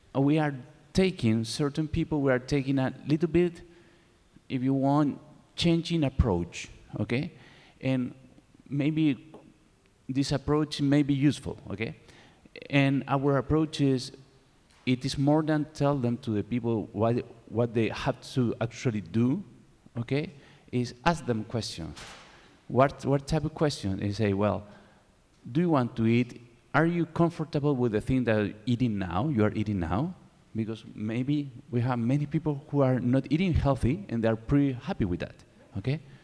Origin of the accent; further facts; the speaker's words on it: Chile; English is a second language; I am from Chile